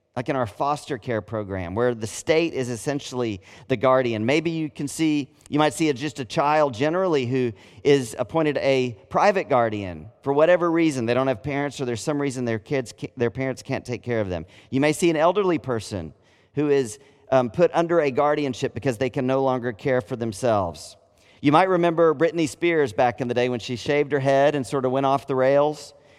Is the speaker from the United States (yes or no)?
yes; United States; I'm a Christian before I'm an American